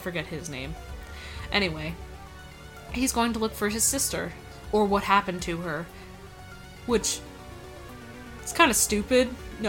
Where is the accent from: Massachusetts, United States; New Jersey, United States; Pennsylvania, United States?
Pennsylvania, United States